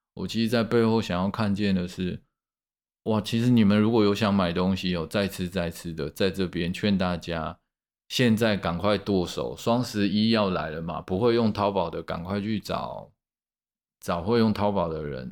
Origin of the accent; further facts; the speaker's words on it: Taipei, Taiwan; 我们台北人